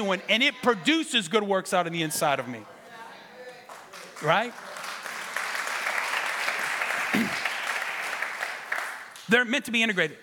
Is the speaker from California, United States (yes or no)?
yes; Ventura, California, United States; We're from Ventura